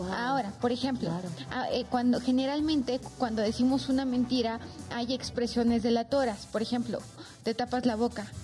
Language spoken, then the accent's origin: Spanish; Oaxaca, Mexico; now in Mexico City, Mexico; soy oaxaqueña, entonces conozco más la cultura oaxaqueña